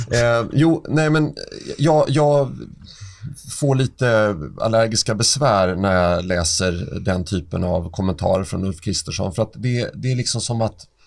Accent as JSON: {"language": "Swedish", "town": "Stockholm", "region": "Stockholm County", "country": "Sweden", "tie": "born or raised there", "said": "jag är uppväxt i Oscars församling på Östermalm"}